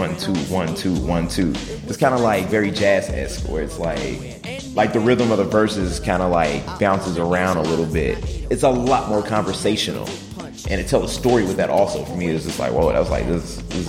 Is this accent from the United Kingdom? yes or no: no; Chicago, Illinois, United States; I'm a rapper from Chicago.